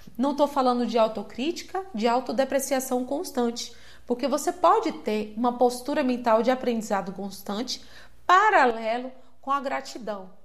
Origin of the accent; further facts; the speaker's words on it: Salvador, Bahia, Brazil; Eu cresci em Salvador